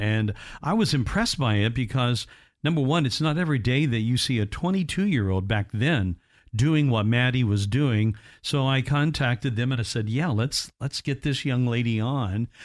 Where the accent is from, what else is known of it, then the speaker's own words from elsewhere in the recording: Indiana, United States; I'm from Indiana, uh, originally